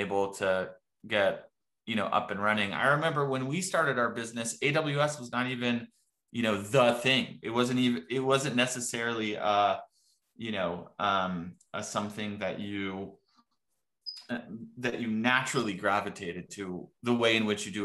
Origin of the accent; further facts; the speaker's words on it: Morocco; moved away; also born or lived in Texas; I'm originally from Morocco